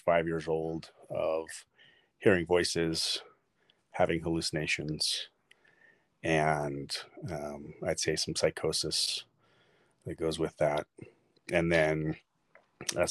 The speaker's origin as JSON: {"language": "English", "town": "Sandy", "region": "Utah", "country": "United States", "tie": "born or raised there", "said": "I was born in Sandy, Utah. Lived in Utah most of my life."}